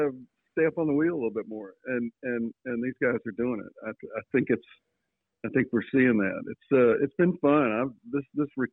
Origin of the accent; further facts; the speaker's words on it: Floyd, Virginia, United States; I grew up in Floyd, which is about 45 miles away.